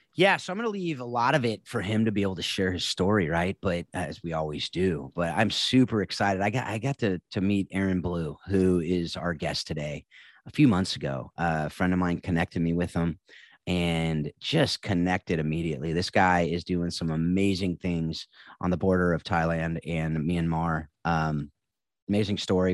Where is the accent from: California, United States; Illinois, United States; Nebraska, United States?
California, United States; all three of us are California boys